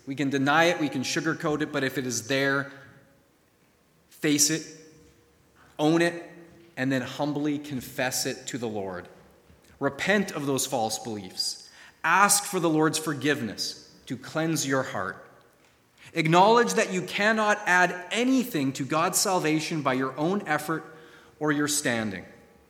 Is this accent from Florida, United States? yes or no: yes; Florida, United States; Even though I grew up in Florida and was around that tree regularly as a child, I couldn't recognize a grapefruit tree on my most citrus-informed day.